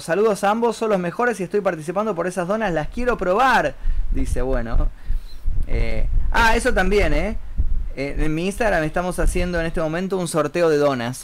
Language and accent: Spanish; Buenos Aires, Argentina; accent: Buenos Aires; soy de Buenos Aires, que es la provincia argentina en donde tiene más marcado el acento este de que hablamos.